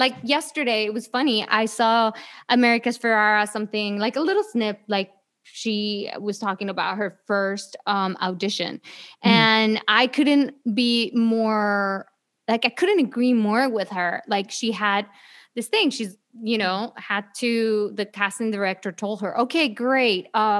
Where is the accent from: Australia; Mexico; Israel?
Mexico; Mexico City; moved away; I was born in Mexico City.